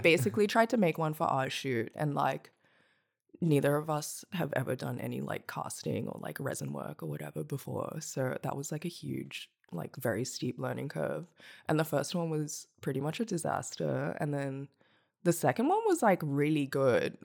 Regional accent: Hong Kong; now in Melbourne, Australia; I'm from Hong Kong. I grew up there, and then I moved to Nam in twenty thirteen.

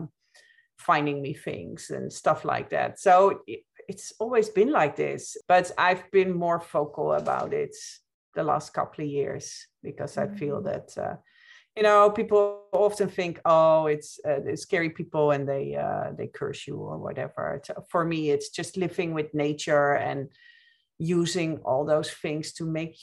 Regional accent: Netherlands; moved away as an adult; also born or lived in Ireland; now in United States; I'm originally from the Netherlands. I live here in the States

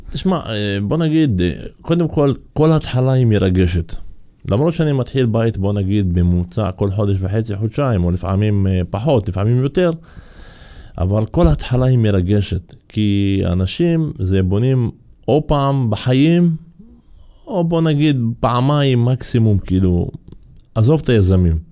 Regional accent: Kafr Qara, Haifa District, Israel; אני מכפר קרא

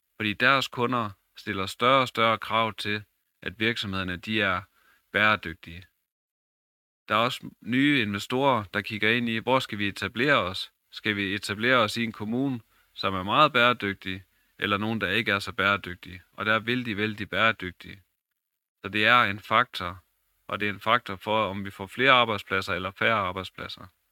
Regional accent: Vrandsted, North Denmark Region, Denmark; also born or lived in Skøtrup; Jeg er født og opvokset i Brandsted og i Lykken.

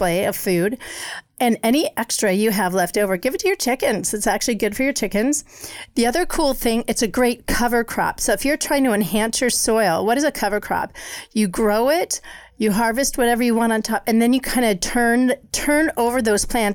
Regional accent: Colorado, United States; moved away; growing up in Colorado

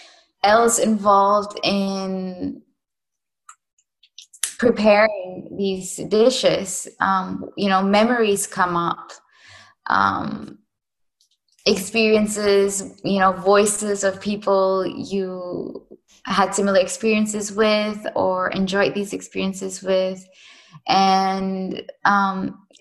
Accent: Singapore; moved away; I am from Singapore, so it's a very regulated place

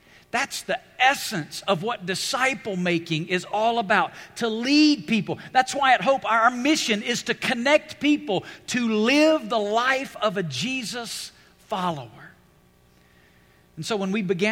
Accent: Alabama, United States; now in Las Vegas, United States; I grew up in Alabama.

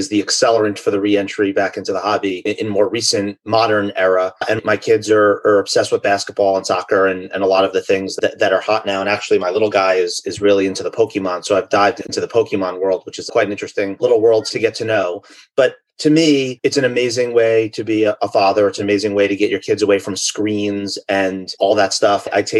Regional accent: United States; also born or lived in London; I grew up in the New York, New Jersey area.

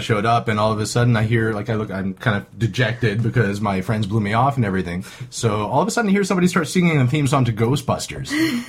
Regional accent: Rhode Island, United States; moved away as an adult; also born or lived in New Mexico; now in Los Angeles, United States; I come from New England. I grew up in Rhode Island until I was about 20. Then I moved to New Mexico for about 5 years.

